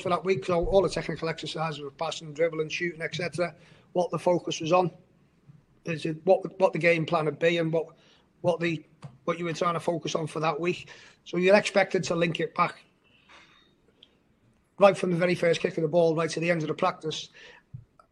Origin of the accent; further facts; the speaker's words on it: Kirkby, North West England, United Kingdom; Where the academy is based in Kirby is my hometown. So when I was growing up, that was public playing fields